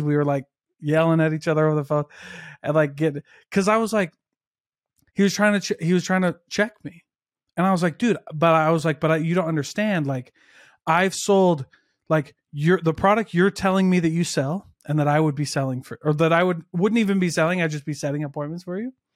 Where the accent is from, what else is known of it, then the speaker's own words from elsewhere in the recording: Midwest, United States; I'm also from the Midwest where, like, most of my high school didn't go to college